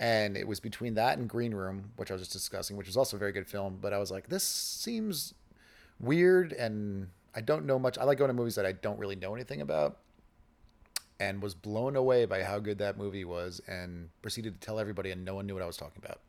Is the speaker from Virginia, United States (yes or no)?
no; New York, United States; moved away as an adult; now in Austin, United States; I grew up in New York